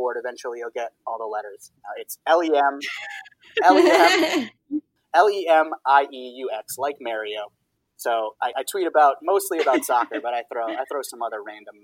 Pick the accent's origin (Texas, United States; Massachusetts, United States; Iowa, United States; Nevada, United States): Massachusetts, United States; Boston; my hometown in Boston